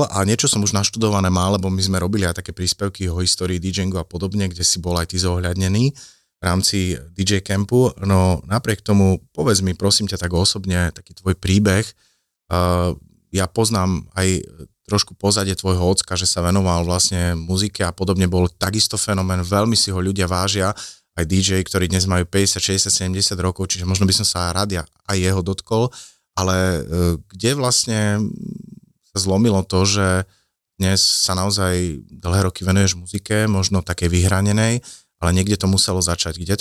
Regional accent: eastern Slovakia, Slovakia; ja som z východu

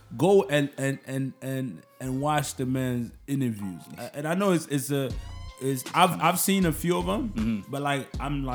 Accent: Canada; I'm Canadian too

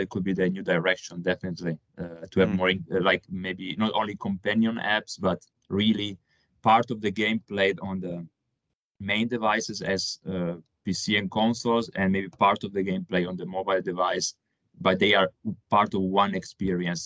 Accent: Italy; accent: Italian; moved away as an adult; now in Germany; I'm from Italy, as you can tell from my accent.

